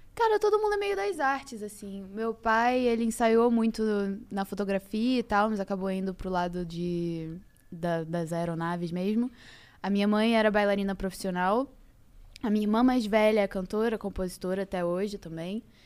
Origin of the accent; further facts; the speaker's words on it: Rio de Janeiro, Brazil; also born or lived in Niterói / Barra da Tijuca; eu nasci em Niterói, literalmente nasci em Niterói, depois peguei o carro e fui pra Ilha do Governador e morei lá por muitos anos, fui, passei minha infância